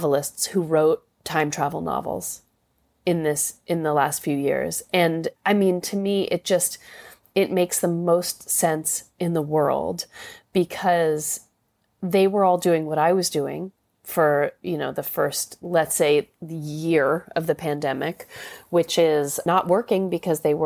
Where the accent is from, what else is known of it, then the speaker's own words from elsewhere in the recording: New York City, New York, United States; I'm a New York City girl, and it's a funny feeling to be, you know, I mean, I live in my hometown